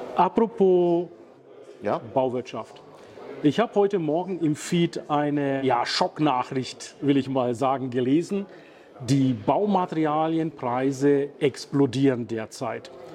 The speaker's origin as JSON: {"language": "German", "town": "Bayreuth", "region": "Bavaria", "country": "Germany", "said": "der Stadt, wo ich herkomme"}